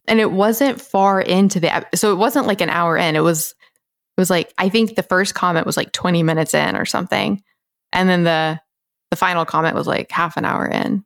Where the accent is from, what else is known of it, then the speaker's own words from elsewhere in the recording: the South, United States; how I was raised, like Bible Belt Christian South